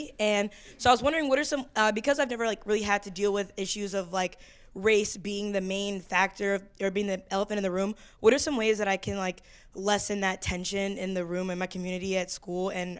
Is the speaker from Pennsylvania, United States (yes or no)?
no; Atlanta, Georgia, United States; now in Ohio, United States; I grew up in the South in Atlanta, and I grew up in a school that was usually, it was mainly all mixed races